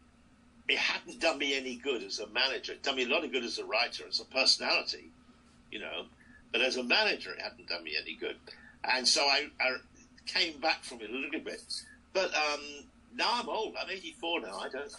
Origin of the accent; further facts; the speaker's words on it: United Kingdom; I'm very British. You see, British, not like Americans